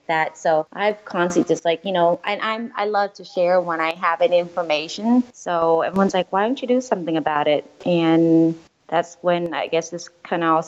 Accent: California, United States; I am Vietnamese, part French. I grew up here in California

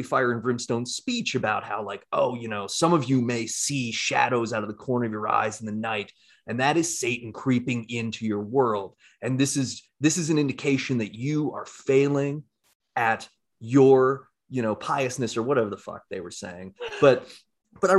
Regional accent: Castle Rock, Colorado, United States; I grew up in Castle Rock, which is a very conservative community in Colorado.

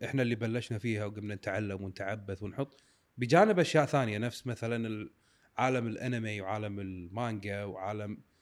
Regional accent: Kuwait; احنا كويتيين

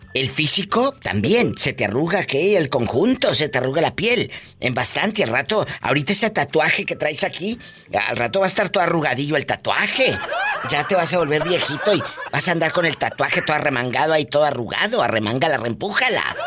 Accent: Matamoros, Tamaulipas, Mexico; Yo nací en Matamoros, Tamaulipas

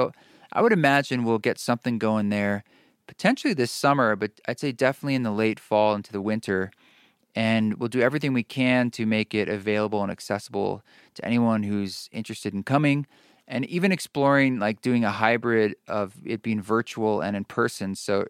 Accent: Oregon, United States; I grew up in Oregon, and my upbringing, although like I was in Boy Scouts, my parents and I, we all went camping, and I think that made a pretty indelible influence on me.

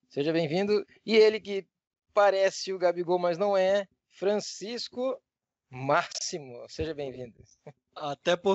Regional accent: Portugal; É porque tá, a gente é de Portugal, né, cara?

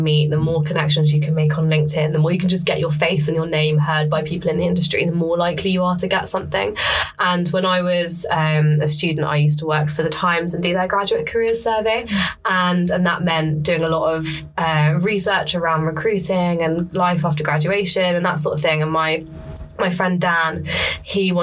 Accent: Essex, East of England, United Kingdom; moved away as an adult; also born or lived in Sheffield; now in London, United Kingdom; I'm from Essex originally, so I'd kind of grown up having London on the doorstep

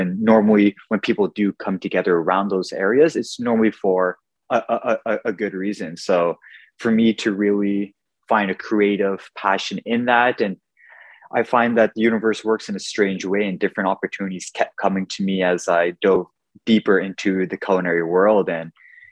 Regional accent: Ottawa, Ontario, Canada; I'm born and raised in Ottawa

